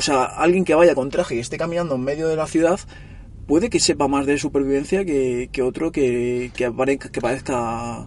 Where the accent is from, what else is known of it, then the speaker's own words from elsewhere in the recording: Móstoles, Community of Madrid, Spain; moved away as an adult; now in Barcelona, Spain; yo nací en Madrid y me vine aquí a Barcelona con unos 20 años o así